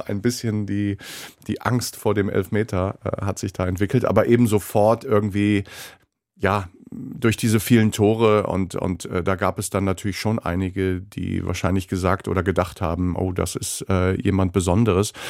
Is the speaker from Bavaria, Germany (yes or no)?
no; Osterode am Harz, Lower Saxony, Germany; moved away; also born or lived in Bremen; Kindheit damals in Osterode am Harz und in Schwiegershausen